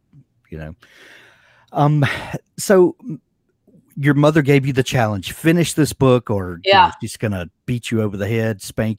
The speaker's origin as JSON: {"language": "English", "region": "South Mississippi", "country": "United States", "also_born_or_lived": "Colorado", "moved": "yes", "said": "Well, I'm from South Mississippi and I feel that same connection that we lived out west for a while in Colorado and I was still a Mississippi boy in Colorado"}